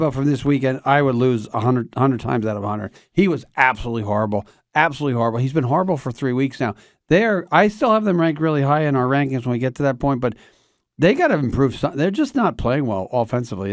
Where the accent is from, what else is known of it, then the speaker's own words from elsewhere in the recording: Pennsylvania, United States; we're from Pennsylvania.